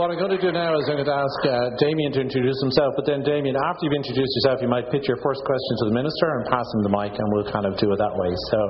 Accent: Ottawa, Ontario, Canada; "Oh, I'm from Ottawa."

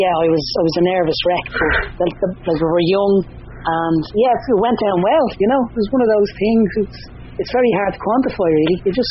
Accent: Dublin, Leinster, Ireland; I'm from Talla.

